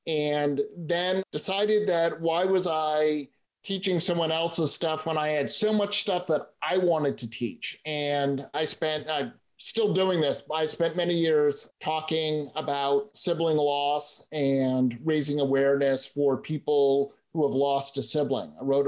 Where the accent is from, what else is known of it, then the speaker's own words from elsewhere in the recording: East Coast, United States; I grew up on the East Coast and, well, I don't really like snow. So I moved someplace where we don't have snow.